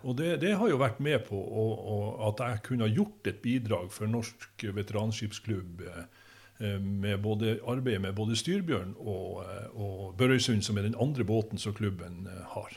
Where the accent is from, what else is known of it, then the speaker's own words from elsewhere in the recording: Ankenesstrand, Nordland, Norway; also born or lived in Bogen; vi flytta fra Bogen og til Ankenesstrand at, og bodde øverst i Brattbakken